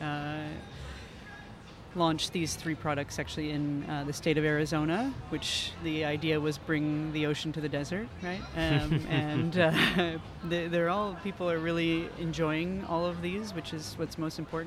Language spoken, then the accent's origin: English; Newfoundland and Labrador, Canada; I'm from Newfoundland, so I you know, my French Canadian accent is a little different.